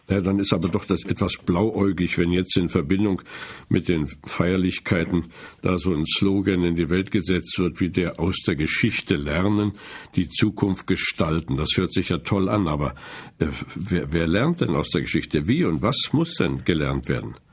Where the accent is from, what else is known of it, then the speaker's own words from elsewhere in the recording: Germany; wir als Deutsche, besonders auch als Christen aus diesem Land